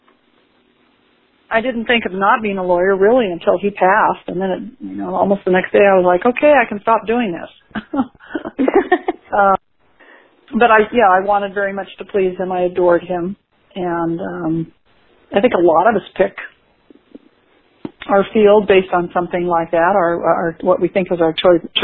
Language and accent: English; California, United States; I'm from California, but I'm not there very often